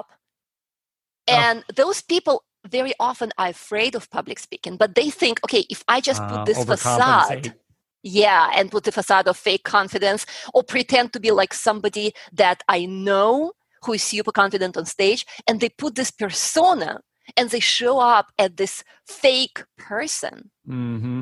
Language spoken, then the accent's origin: English; Russia; moved away as an adult; also born or lived in Colorado; now in Houston, United States; I was growing up in Russia. I was about 10 years old.